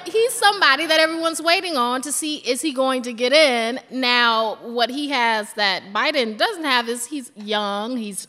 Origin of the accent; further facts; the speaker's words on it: Durham, North Carolina, United States; moved away; I'm from Durham, North Carolina, and so there are certain words that don't just roll off my tongue and certain names.